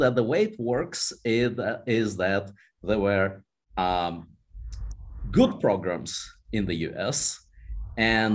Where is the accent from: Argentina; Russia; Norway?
Russia; Moscow; moved away as an adult; now in United States; I was born in Moscow, and I lived in Moscow till I was 20 years old.